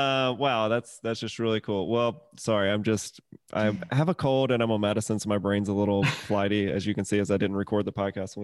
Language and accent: English; Mississippi, United States; moved away; also born or lived in Atlanta, Georgia; I'm from the deep south. I'm from Mississippi originally, which, you know, sex stuff is very quieted, repressed. People don't talk about it. And then I moved to Atlanta